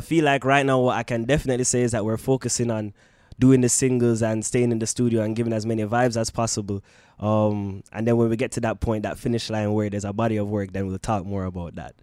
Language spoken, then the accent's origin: English; Jamaica; now in Canada; growing up in Jamaica